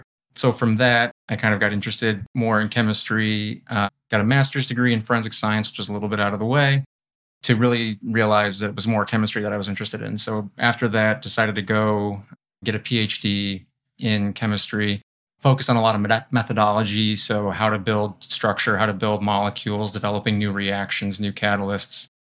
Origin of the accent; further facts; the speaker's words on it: North Country, New York, United States; moved away as an adult; also born or lived in Delaware; now in Syracuse, United States; I grew up in the North Country. So about 2 hours north of here. Actually, much closer to the Canadian border.